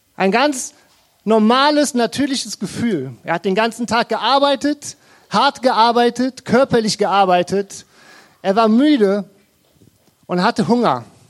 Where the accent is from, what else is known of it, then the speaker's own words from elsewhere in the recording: Krefeld, North Rhine-Westphalia, Germany; Wir kommen aus Krefeld